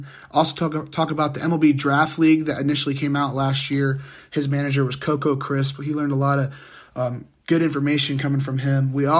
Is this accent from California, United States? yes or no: no; Fort Wayne, Indiana, United States; I'm from the Fort Wayne area